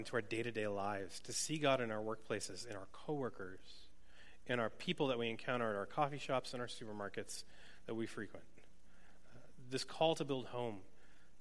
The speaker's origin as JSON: {"language": "English", "region": "New England", "country": "United States", "tie": "born or raised there", "moved": "yes", "said": "I grew up in New England and had never been west of like Pennsylvania"}